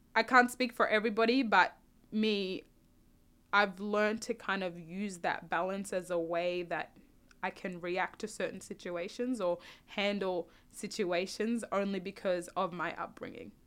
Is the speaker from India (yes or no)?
no; South Sudan; now in Australia; when I do go back home to South Sudan, I'm always gonna be a South Sudanese